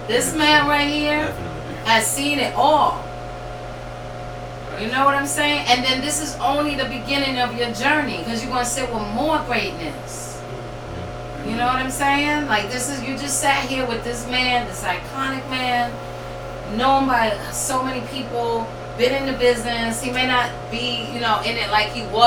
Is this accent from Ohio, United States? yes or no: no; New York City, New York, United States; now in New Haven, United States; when I was growing up in the South Bronx